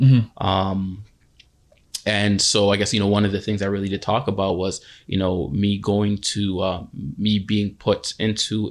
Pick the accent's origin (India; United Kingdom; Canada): Canada; Toronto, Ontario; I grew up in Galloway